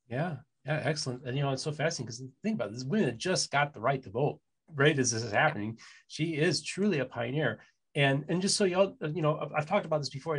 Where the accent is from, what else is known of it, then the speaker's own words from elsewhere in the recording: Midwest, United States; now in Southeastern United States, United States; I'm from the Midwest and I'm based in the Southeastern United States.